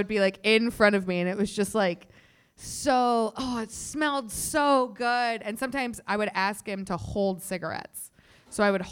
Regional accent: outside of Chicago, Illinois, United States; now in Chicago, United States; I grew up outside of Chicago

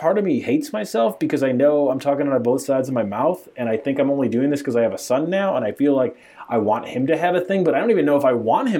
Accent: Chicago, Illinois, United States; I am from Chicago.

